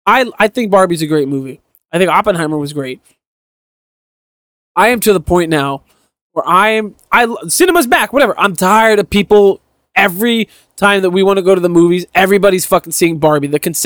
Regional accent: New York City, New York, United States; I'm from Brooklyn.

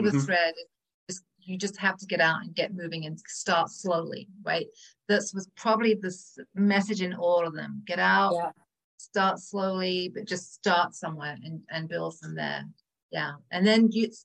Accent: England, United Kingdom; moved away; I'm from England, right? So we smoke a lot, we drink a lot, we eat a lot of cheese and butter and sugar. That was pretty much my diet growing up.

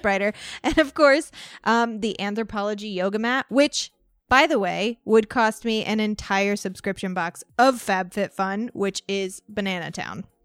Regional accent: Walnut Hill, Illinois, United States; growing up in Walnut Hill, Ill-, Illinois.

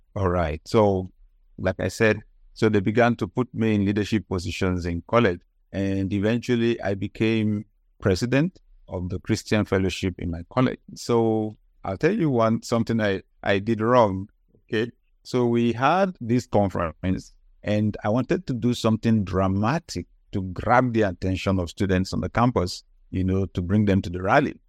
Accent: Nigeria; I grew up in Nigeria

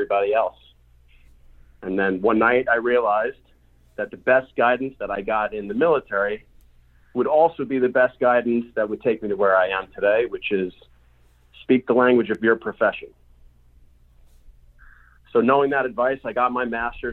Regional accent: Long Island, New York, United States; I grew up in Long Island, New York.

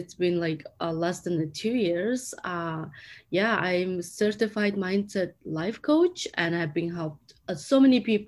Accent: Mongolia; English is a second language; moved away as an adult; now in United States; I'm from Mongolia

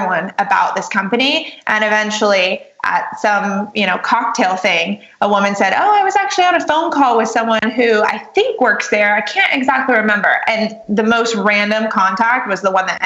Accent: New York, United States; I'm a New Yorker. You know, we're really as busy as we think we are.

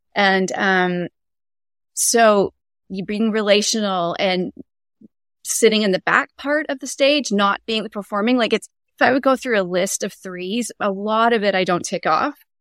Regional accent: Canada; moved away as an adult; now in Tacoma, United States; I'm Canadian born and raised, and, um, but I've lived in the States near Seattle area and Tacoma, Washington for over twenty years

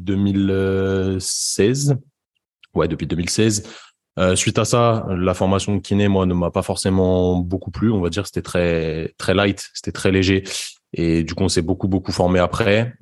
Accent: Paris suburbs, Île-de-France, France; moved away as an adult; also born or lived in Brittany; je suis originaire de la banlieue parisienne et je me suis expatrié pour faire mes études de kiné euh, dans, dans l'ouest de la France, donc en Bretagne

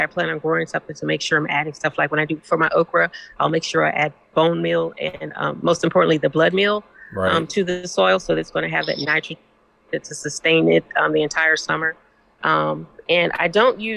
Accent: Missouri, United States; we grew up in Missouri

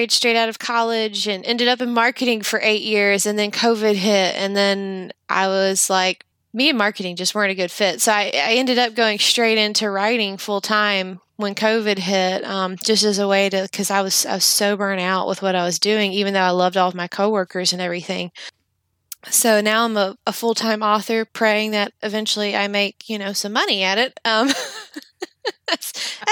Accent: Jackson, Mississippi, United States; also born or lived in Yazoo City, Mississippi; I still live in my hometown

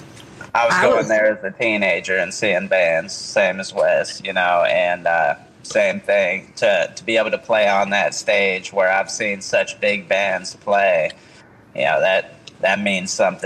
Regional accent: Pennsylvania, United States; now in North Carolina, United States; I'm originally from Pennsylvania, so same. Yeah, I'm used to snow every winter.

